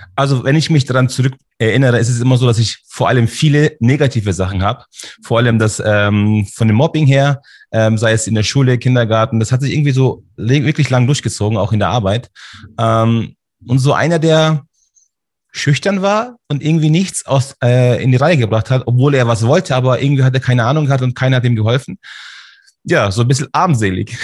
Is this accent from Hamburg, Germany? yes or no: no; Munich, Bavaria, Germany; Also ich bin hier in München geboren, Schwabing. Ah, ich bin sozusagen ein türkischer Bayer.